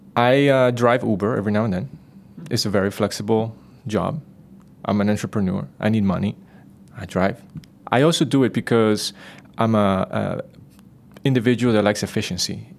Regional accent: Costa Rica; Growing up in Costa Rica, being part of the nature

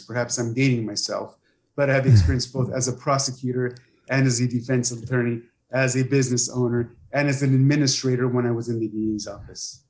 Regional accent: San Pedro, California, United States; moved away as an adult; also born or lived in Sonora (family); now in Imperial County, United States; I was raised in San Pedro, California, and came to the Valley in 2000 to work as a deputy district attorney.

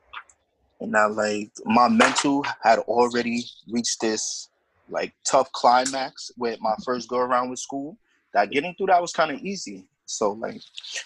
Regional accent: New York City, New York, United States; I'm from the Bronx, born and raised in the Bronx

